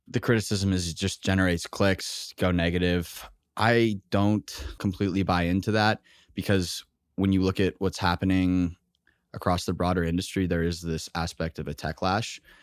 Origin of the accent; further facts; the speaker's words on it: Texas, United States; moved away; also born or lived in Boston; I grew up in Texas, went to school in Boston